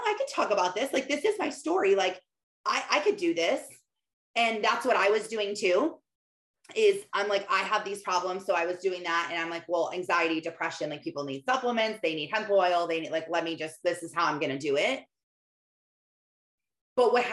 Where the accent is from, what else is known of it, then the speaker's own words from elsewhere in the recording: Michigan, United States; I was in my hometown of tiny town, farm town, where all my neighbors are farmers in Michigan, living on a dead end dirt road my whole life